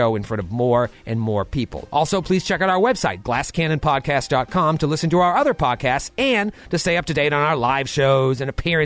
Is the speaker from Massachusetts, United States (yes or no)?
yes; Massachusetts, United States; moved away as an adult; now in New York City, United States; I grew up in Massachusetts